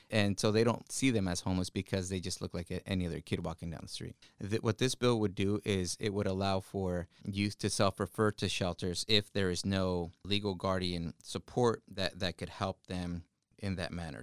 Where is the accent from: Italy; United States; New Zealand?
United States; Wapato, Washington; English is a second language; also born or lived in Ecatepec, Mexico; I grew up in Wapato, Washington, which is in the Yakima Valley.